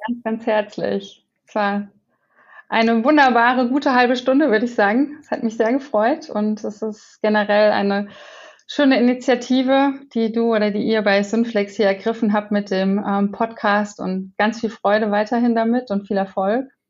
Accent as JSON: {"language": "German", "town": "Wetzlar", "region": "Hesse", "country": "Germany", "tie": "born or raised there", "moved": "yes", "said": "Ich war in meiner Heimat und war in Wetzlar"}